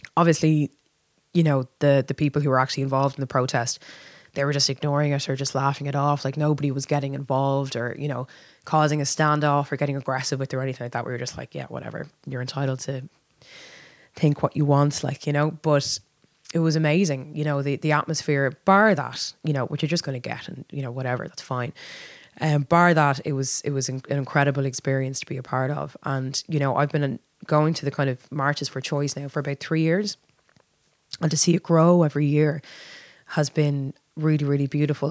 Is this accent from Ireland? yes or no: yes; Dublin, Leinster, Ireland; I was born and raised in Dublin